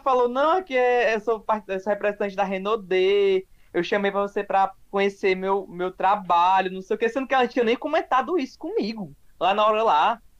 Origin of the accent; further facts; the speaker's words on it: Fortaleza, Ceará, Brazil; sou aqui de Fortaleza